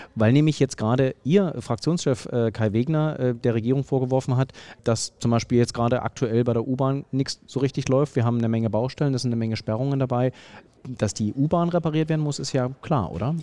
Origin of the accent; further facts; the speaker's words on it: the East, East Germany, Germany; now in Berlin, Germany; Ich komme äh, aus dem Osten. Ähm, ich bin mit der Straßenbahn äh, groß geworden